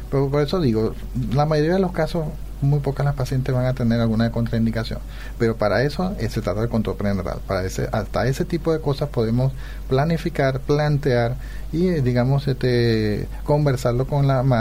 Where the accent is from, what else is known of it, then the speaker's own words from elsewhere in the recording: Venezuela; moved away as an adult; now in Paraguay; soy de Venezuela.